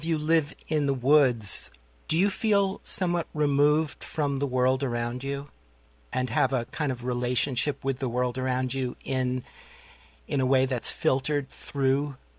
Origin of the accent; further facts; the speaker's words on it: New York City, New York, United States; moved away; I grew up in New York City.